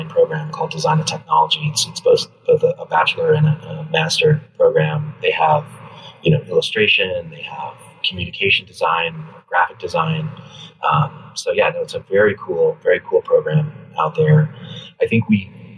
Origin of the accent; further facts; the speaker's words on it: Colorado, United States; moved away as an adult; also born or lived in New York; now in Los Angeles, United States; I'm originally from the West. I grew up in Colorado